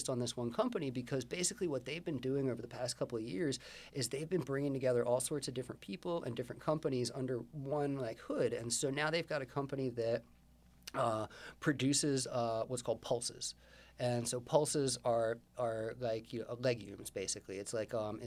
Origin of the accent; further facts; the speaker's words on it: Baltimore, Maryland, United States; I'm from Baltimore.